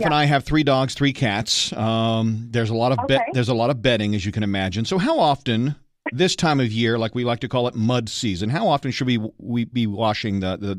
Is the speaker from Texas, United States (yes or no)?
no; Maine, United States; also born or lived in upstate New York; now in Kansas, United States; How did I end up in Kansas? I mean, I grew up in Maine.